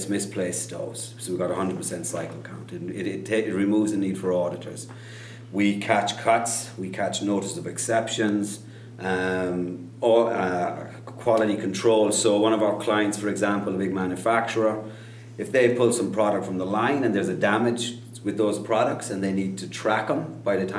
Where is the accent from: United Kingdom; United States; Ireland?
Ireland; Kerry, Munster; I grew up in Kerry, Southwest Ireland